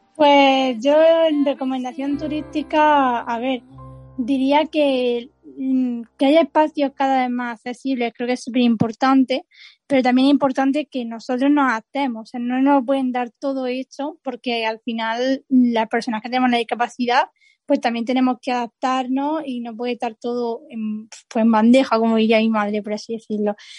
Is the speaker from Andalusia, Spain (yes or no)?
yes; Pulpí, Andalusia, Spain; Almería, las playas de Almería, claro, yo en mi tierra las recomiendo siempre.